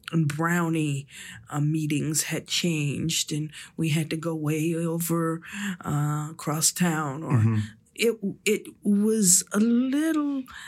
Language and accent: English; Augusta, Georgia, United States; born or raised there; now in Washington, D.C., United States